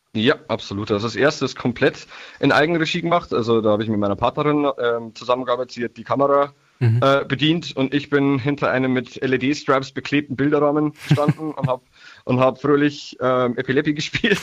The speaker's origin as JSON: {"language": "German", "town": "Niedertaufkirchen", "region": "Bavaria", "country": "Germany", "said": "ich bin aus dem Landkreis Mühldorf, genauer Niederdorfkirchen"}